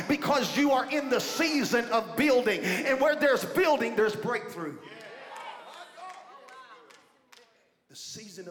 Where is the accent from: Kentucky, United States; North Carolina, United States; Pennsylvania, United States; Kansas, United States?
Kentucky, United States; Beaver Dam; I'm from Beaver Dam, Kentucky